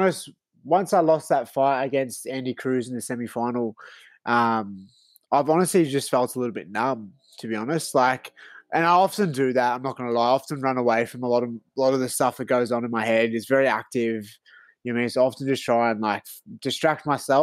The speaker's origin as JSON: {"language": "English", "town": "Melbourne", "region": "Victoria", "country": "Australia", "moved": "as an adult", "lives_now": "Sydney, Australia", "said": "I'm originally from Melbourne"}